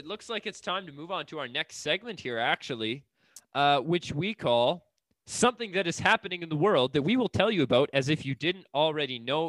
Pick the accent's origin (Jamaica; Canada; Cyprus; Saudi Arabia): Canada; as a Canadian